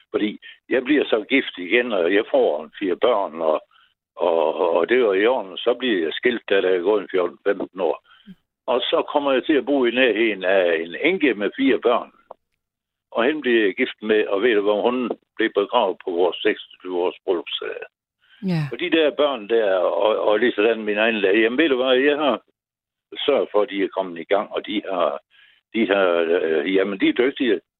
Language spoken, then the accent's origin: Danish; Aarhus, Central Denmark Region, Denmark; born there; Jeg, jeg blev født på Fødselsstiftelsen i Aarhus.